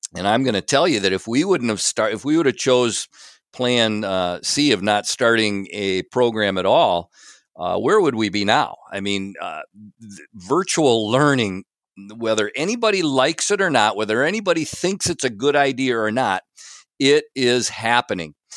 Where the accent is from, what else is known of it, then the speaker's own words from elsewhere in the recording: Big Rapids, Michigan, United States; I grew up here in Big Rapids